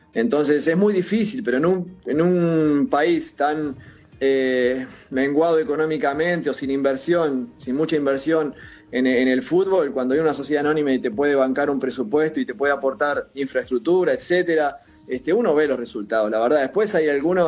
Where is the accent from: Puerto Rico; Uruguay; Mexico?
Uruguay; somos tan exitistas en Uruguay